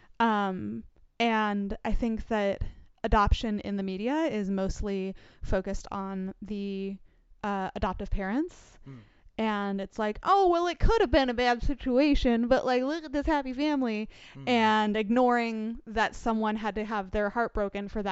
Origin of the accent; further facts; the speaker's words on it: New York, United States; We're both from New York